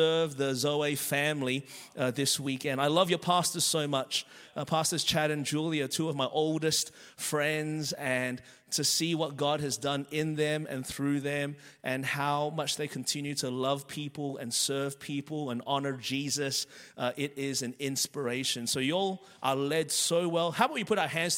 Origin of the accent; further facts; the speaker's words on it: Melbourne, Victoria, Australia; moved away as an adult; now in Anderson, United States; I was born and raised in Melbourne, Australia. That's the reason my voice is this way.